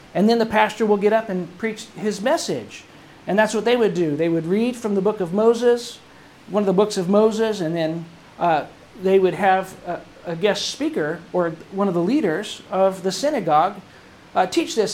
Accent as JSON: {"language": "English", "region": "England", "country": "United Kingdom", "tie": "born or raised there", "moved": "yes", "said": "my youth growing up in England when I was going to school in England"}